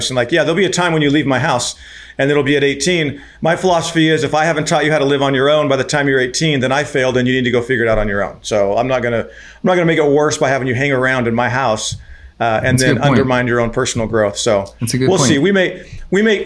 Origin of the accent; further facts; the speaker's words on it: Arizona, United States; also born or lived in Venezuela; born and raised in Arizona